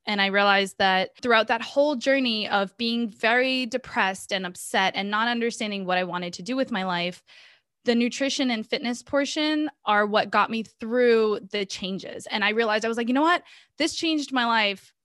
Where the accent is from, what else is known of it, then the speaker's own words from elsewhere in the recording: Boston, Massachusetts, United States; also born or lived in Minas Gerais, Brazil; I grew up in Boston, so I'm pretty much half Brazilian, half American at this point.